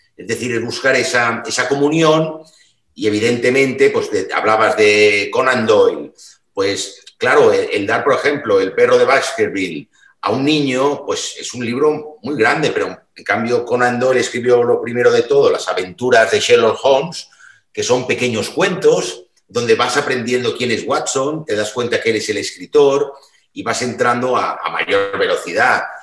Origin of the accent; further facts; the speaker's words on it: Mallorca, Balearic Islands, Spain; now in Barcelona, Spain; yo soy isleño de Mallorca